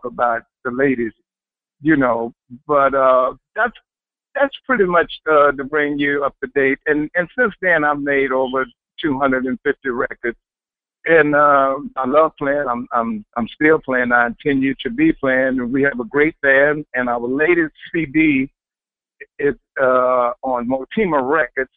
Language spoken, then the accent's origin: English; Houston, Texas, United States; moved away as an adult; also born or lived in Los Angeles / New York City; was born and raised in Houston, Texas, and I moved to Los Angeles when I was 18